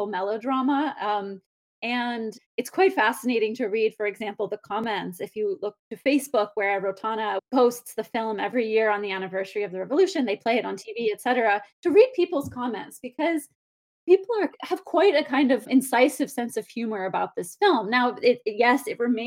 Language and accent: English; United States; I'm American and here in the United States